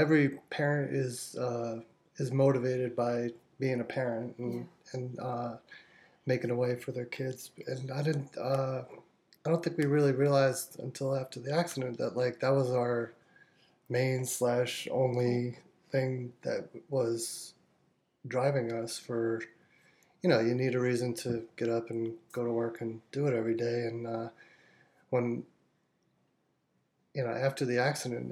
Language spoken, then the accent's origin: English; New York, United States; also born or lived in California; now in Georgia, United States; I'm from New York originally, and lived in California with Evie for 10 years before we moved here into Georgia